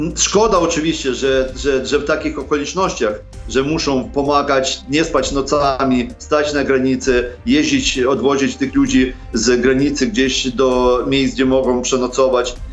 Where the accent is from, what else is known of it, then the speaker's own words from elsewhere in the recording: Sokal, Lviv Oblast, Ukraine; Polish is a second language; moved away as an adult; now in Poland; Pochodzę z zachodniej Ukrainy, z Sokala, koło Lwowa